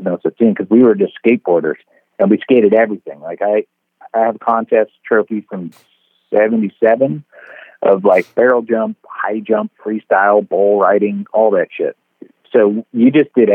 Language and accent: English; San Francisco, California, United States; growing up in San Francisco, you know, it's nothing but hills, and we lived on a hill when I got my first board